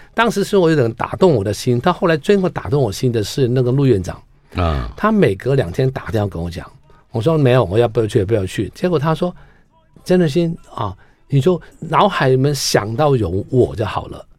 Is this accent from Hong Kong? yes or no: yes; Hong Kong; moved away as an adult; now in Taiwan; 因为我在香港的时候